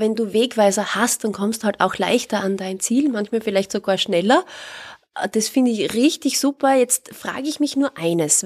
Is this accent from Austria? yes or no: yes; Austria; bei uns in Österreich